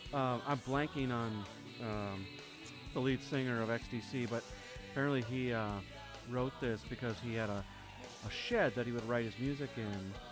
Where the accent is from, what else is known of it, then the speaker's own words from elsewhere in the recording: Wisconsin, United States; I grew up in Wisconsin